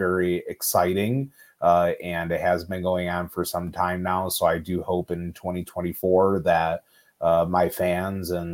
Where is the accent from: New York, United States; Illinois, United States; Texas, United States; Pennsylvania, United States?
Illinois, United States; Chicago; I am a Chicago native. I've spent most of my life in the state of Illinois.